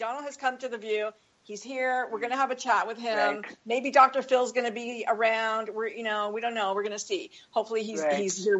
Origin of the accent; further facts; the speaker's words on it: Canada; this is very near and dear to my heart being Canadian.